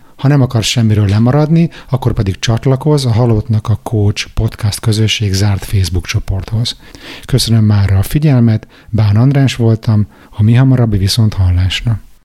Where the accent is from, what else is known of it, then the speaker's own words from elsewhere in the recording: Hungary; moved away; én magyar vagyok, hogy én kelet-európai vagyok